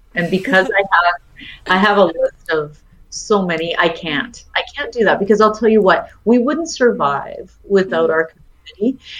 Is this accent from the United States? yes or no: no; Edmonton, Alberta, Canada; I'm a country girl at heart. I was born and raised in Edmonton.